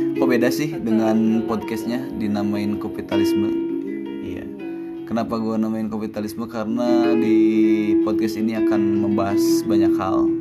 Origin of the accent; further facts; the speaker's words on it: Kuningan, West Java, Indonesia; gue berasal dari Kuningan Kuningan kota kuda maksud gue Bukan Kuningan Jakarta Kuningan Jawa Barat